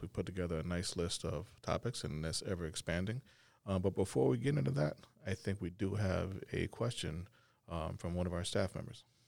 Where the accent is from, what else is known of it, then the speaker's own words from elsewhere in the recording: Arkansas, United States; now in Plattsburgh, United States; originally from Arkansas